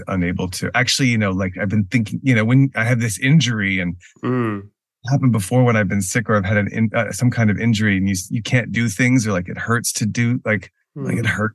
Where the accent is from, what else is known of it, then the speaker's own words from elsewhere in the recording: Texas, United States; moved away; also born or lived in Houston / Dallas / New York; I grew up in Texas. I'm from I was born in the Houston area, mm-hmm. and my mother, also born in Houston, raised in Houston, lived in Houston a lot of her life. We later moved to the Dallas area